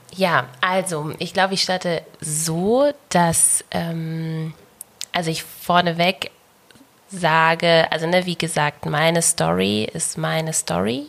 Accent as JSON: {"language": "German", "region": "Bavaria", "country": "Germany", "tie": "born or raised there", "said": "ich bin in Bayern geboren und aufgewachsen"}